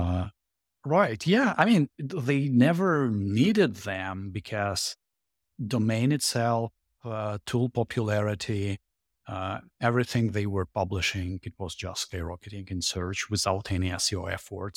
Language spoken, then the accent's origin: English; Saint Petersburg, Russia; English is a second language; moved away as an adult; also born or lived in Jersey City, United States / Boston, United States; now in Florida, United States; Originally from Russia, from St. Petersburg. Uh, last six years in America